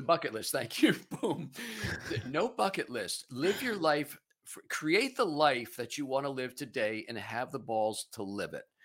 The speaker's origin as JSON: {"language": "English", "region": "Pennsylvania", "country": "United States", "said": "I'm, I'm originally from Pennsylvania, it's where I am now."}